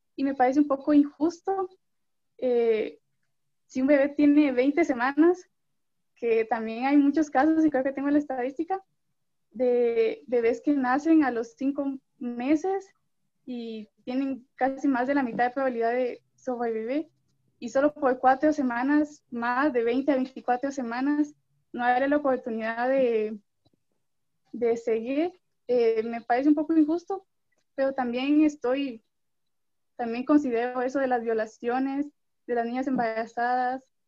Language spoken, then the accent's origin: Spanish; Guatemala City, Guatemala Department, Guatemala; soy de Guatemala, la ciudad